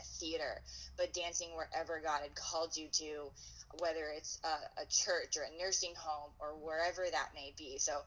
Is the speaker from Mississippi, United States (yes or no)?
no; Pennsylvania, United States; moved away as an adult; also born or lived in Erie, Pennsylvania / Sarasota, Florida; now in Madison, United States; I grew up in Pennsylvania